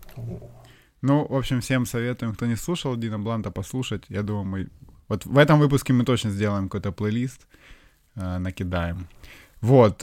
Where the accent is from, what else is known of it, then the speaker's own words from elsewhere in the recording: Ukraine; я украинец